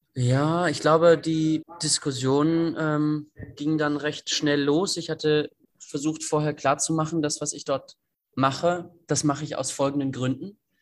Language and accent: German; Greifswald, Mecklenburg-Vorpommern, Germany; moved away as an adult; now in Lüneburg, Germany; ich komme eigentlich aus Greifswald und äh, bin dann nach Lüneburg zum Studium.